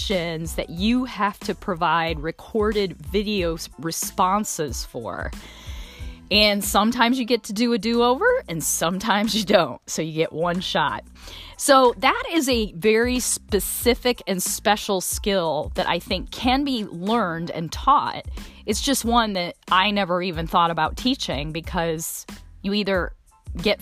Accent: South Bend, Indiana, United States; now in Indianapolis, United States; South Bend, my hometown.

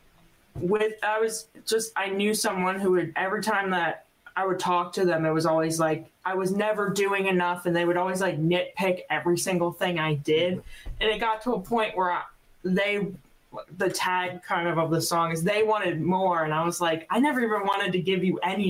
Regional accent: New Jersey, United States; accent: South Jersey; also born or lived in Florida; now in Nashville, United States; I'm originally from South Jersey

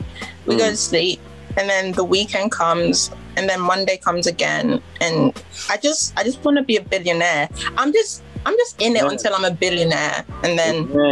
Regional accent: Ghana; happy Ghana Independence Day to any Ghanaians out here that are listening? And even if you're not Ghanaian, join the club, because we're amazing.

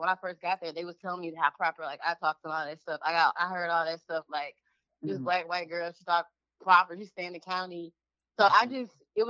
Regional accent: St. Louis, Missouri, United States; also born or lived in Eureka, Missouri; we came from the South Side, right? We was on the South Side till I was like 12.

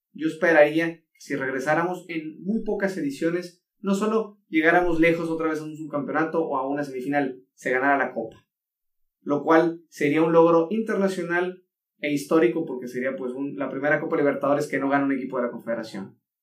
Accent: Mexico

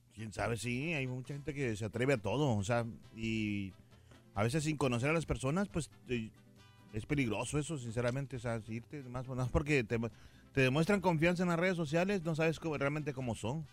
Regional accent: Mexico; yo soy mexicano

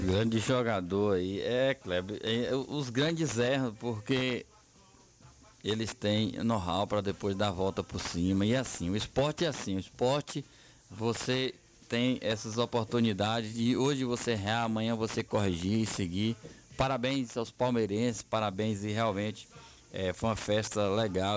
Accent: Bahia, Brazil; Nós, como nordestinos, como baianos

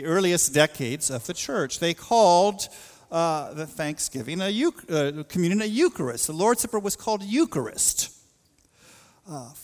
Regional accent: the West, United States; moved away; I grew up in a part of the world, boy, there was this spirit of independence, this kind of rugged individualism in the West.

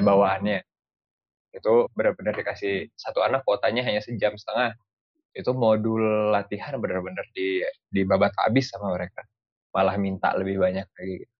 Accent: Indonesia; moved away; saya datang dari Indonesia kan kita mayoritas Muslim

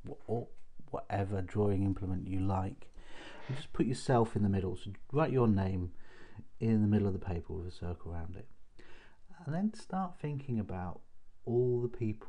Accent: Chester, North West England, United Kingdom; now in Hull, United Kingdom; I grew up in Chester, and most of my friends were Liverpool fans

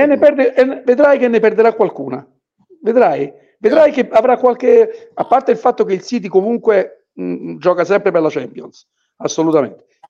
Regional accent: Naples, Campania, Italy; io sono napoletano

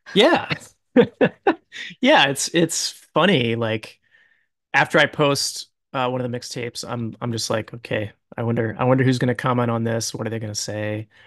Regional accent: Akron, Ohio, United States; I grew up in Akron, Ohio

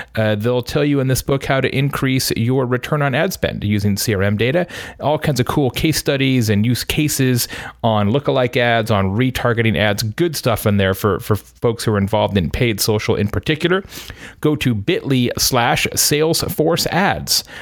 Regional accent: Arizona, United States; I grew up in Arizona

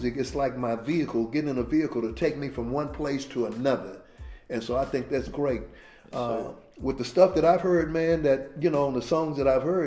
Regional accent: Dallas, Texas, United States; a neighborhood where I grew up in Oak Cliff.

